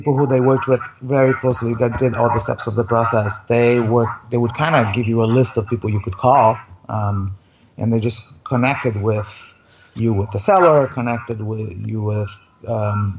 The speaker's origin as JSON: {"language": "English", "country": "Brazil", "moved": "yes", "said": "I'm from Brazil originally, and I own a property in Brazil"}